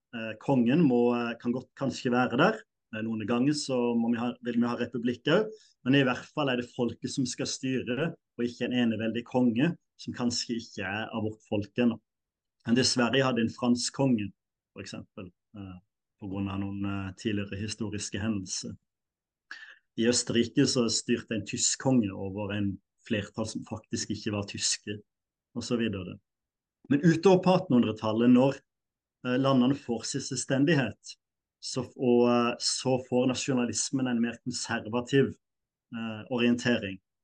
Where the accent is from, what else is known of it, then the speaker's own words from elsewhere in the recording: Norway; jeg er nordmann, definitivt.